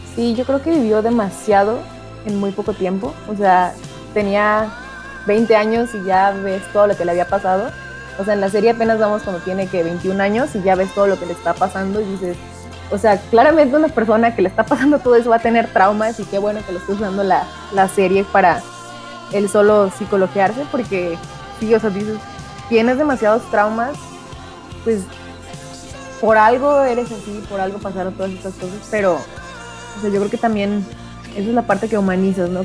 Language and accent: Spanish; Guadalajara, Jalisco, Mexico; now in Argentina; de México, de Guadalajara específicamente, el lugar más mexicano que se pueda ver.